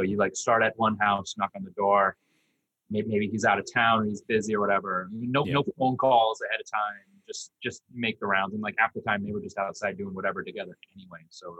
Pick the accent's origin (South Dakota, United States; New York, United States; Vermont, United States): Vermont, United States; growing up in Vermont, you got winter.